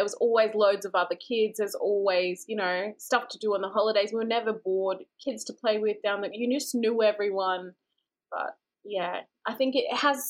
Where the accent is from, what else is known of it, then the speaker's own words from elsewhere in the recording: Brisbane, Queensland, Australia; moved away as an adult; also born or lived in Tamworth, New South Wales / Logan, Queensland; now in Georgia, United States; Gomeroi woman. My family is from northern New South Wales, Toomla to be specific. But I grew up in Brisbane and now I live here in Georgia in the USA.